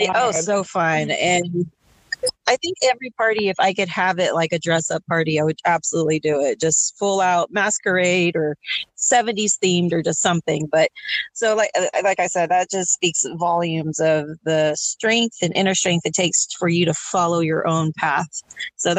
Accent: Texas, United States; we're from Texas

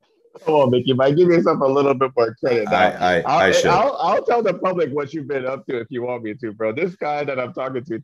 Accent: Canada; moved away

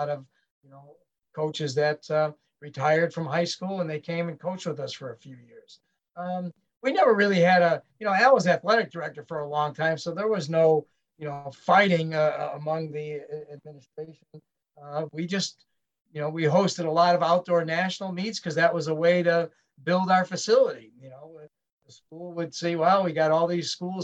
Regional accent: Chicago, Illinois, United States; also born or lived in Naperville; I'm from Chicago

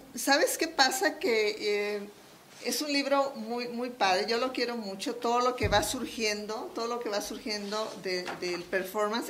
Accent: Culiacán, Sinaloa, Mexico; moved away as an adult; now in Mexico City, Mexico; yo soy sinaloense, Soy de Culiacán, Sinaloa.

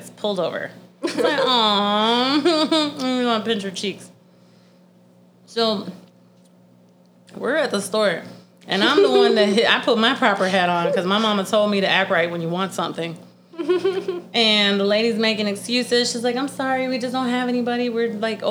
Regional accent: Florida, United States; I'm from Florida

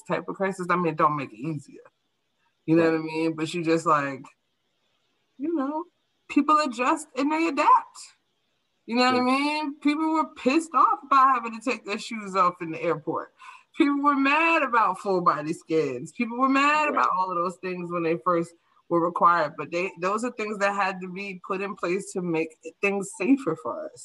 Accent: New York, United States; life as I knew it, like the basic day-to-day things were shifted for me as a New Yorker post 9/11

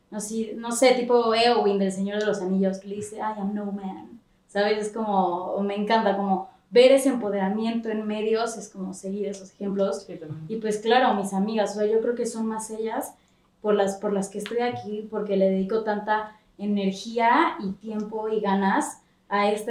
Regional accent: Mexico; Somos mexicanos, somos así, cotorreamos.

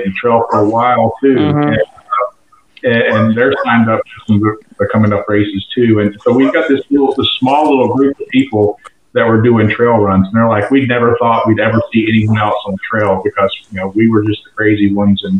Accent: Florida, United States; growing up as I grew up in Florida. I was born and raised Native Floridian

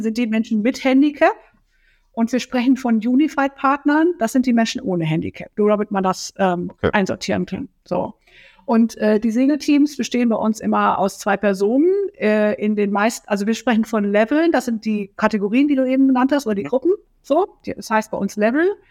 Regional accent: North Rhine-Westphalia, Germany; moved away as an adult; now in Kiel, Germany; ich komme ursprünglich aus Nordrhein-Westfalen

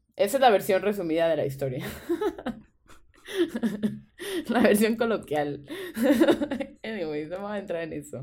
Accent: Veracruz, Mexico; Yo también nací, yo nací en el San Francisco

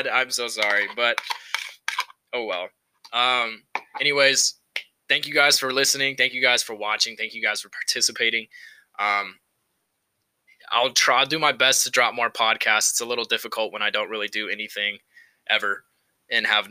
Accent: Central Valley, California, United States; moved away as an adult; now in Reno, United States; I grew up in California. I'm from the Central Valley. Shout out to the 559.

